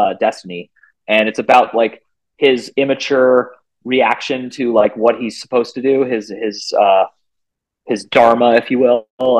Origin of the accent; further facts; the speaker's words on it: Bay Area, California, United States; I'm from the Bay Area of California